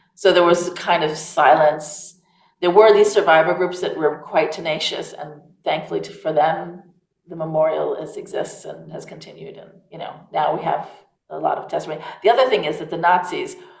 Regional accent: United States; accent: American; also born or lived in Savannah, Georgia; now in Provence, France; I am American

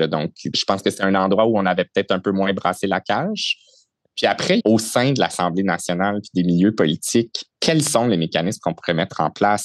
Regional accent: Saint-Constant, Quebec, Canada; j'ai grandi à Saint-Constant, qui est la ville voisine de Sainte-Catherine

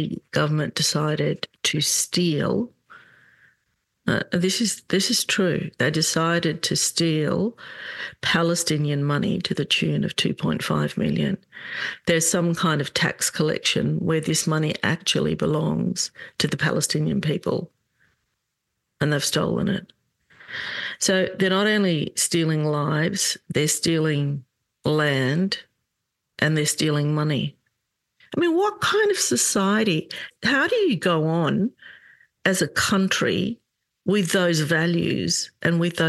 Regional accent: Australia; excuse my accent, I have been living in Australia all my life.

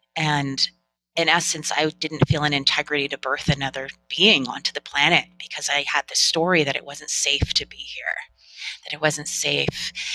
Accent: Northern California, United States; I grew up in Northern California

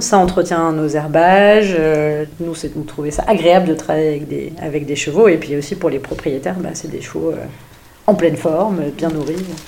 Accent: Normandy, France; je suis normande, c'est pas trop loin de Paris

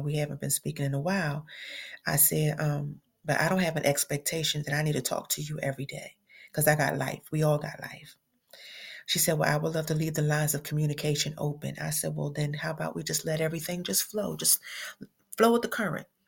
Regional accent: Philadelphia, Pennsylvania, United States; now in Atlanta, United States; I'm originally from Philly

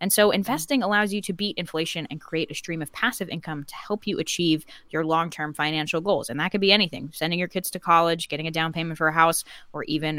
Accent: United States; And also I grew up in America, where I think investing is just kind of more on people's brains.

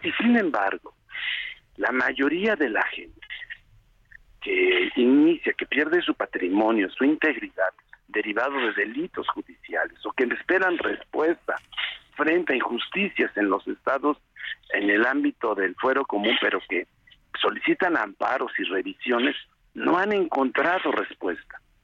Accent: Puebla, Mexico; regresar a mi tierra

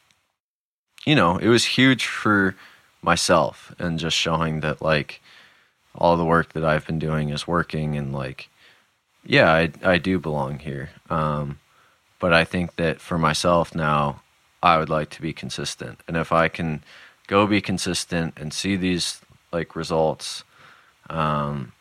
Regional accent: San Francisco, California, United States; moved away as an adult; also born or lived in Seattle / Marin County; now in New Hampshire, United States; I was born in San Francisco, spent most of my childhood within like 15 minutes of San Francisco, lived in Seattle for 6 years

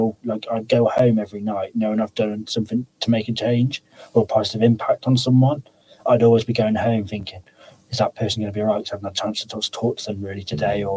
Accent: Pershore, West Midlands, United Kingdom; moved away as an adult; now in Telford, United Kingdom; I moved up to Telford from Pershore.

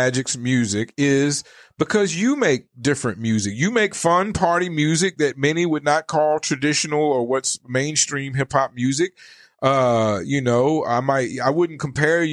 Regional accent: the South, United States; moved away as an adult; also born or lived in Richmond; now in Arizona, United States; I come from the South

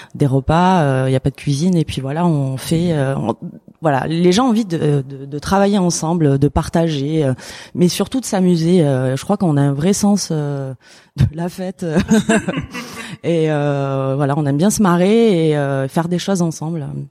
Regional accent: Alpilles, Provence-Alpes-Côte d'Azur, France; now in Arles, France; j'ai grandi dans les Alpilles, je suis née à Arles

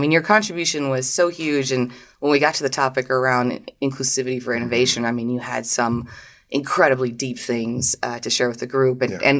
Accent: France; I am French

